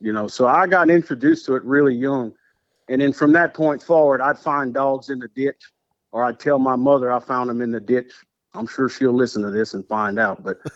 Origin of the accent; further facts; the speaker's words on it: Breaux Bridge, Louisiana, United States; I grew up in Brobridge, Louisiana, South Louisiana boy, born and raised